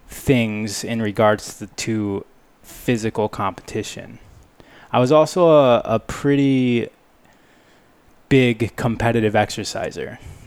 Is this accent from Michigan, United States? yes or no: yes; Michigan, United States; moved away as an adult; also born or lived in California; I grew up in Michigan, So from 3 years old to 23 years old, I was in Michigan.